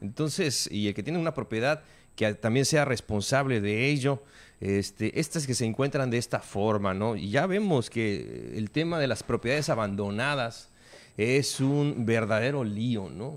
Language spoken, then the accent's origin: Spanish; Mexico; como mexicanos